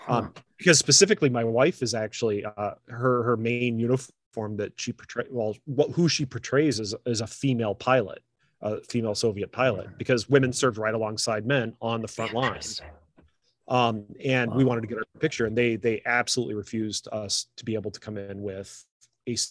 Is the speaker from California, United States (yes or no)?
no; across from Chicago, Lake Michigan shore, United States; now in Central Michigan, United States; where I grew up was right on Lake Michigan, right across from Chicago